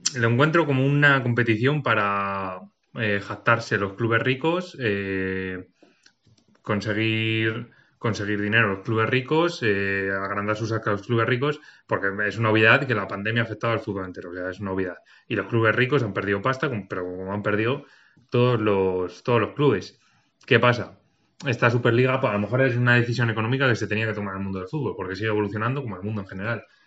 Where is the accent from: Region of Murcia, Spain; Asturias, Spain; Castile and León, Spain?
Castile and León, Spain; Segovia; soy de Segovia